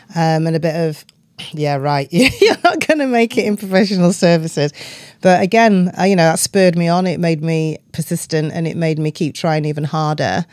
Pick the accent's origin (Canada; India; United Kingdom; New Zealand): United Kingdom; Doncaster, Yorkshire and the Humber; moved away; growing up in Doncaster in the nineteen seventies